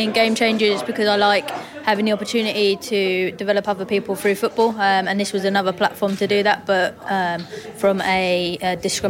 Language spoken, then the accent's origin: English; Berkshire, South East England, United Kingdom; moved away as an adult; also born or lived in Birmingham; I'm 22, I'm originally from Berkshire, but now I have just graduated from the University of Birmingham.